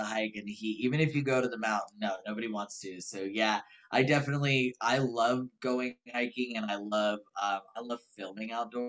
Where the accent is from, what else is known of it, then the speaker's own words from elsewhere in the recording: Northern California, United States; moved away; I grew up in Northern California, up